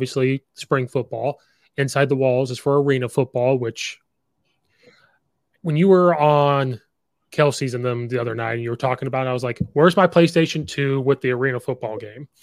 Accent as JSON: {"language": "English", "region": "Central Illinois", "country": "United States", "tie": "born or raised there", "said": "I grew up in Central Illinois"}